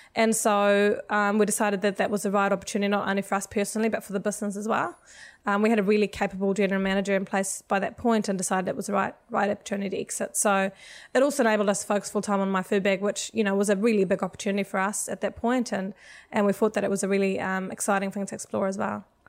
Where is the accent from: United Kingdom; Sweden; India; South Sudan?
Sweden; moved away as an adult; also born or lived in United States; now in New Zealand; I'm actually originally from Sweden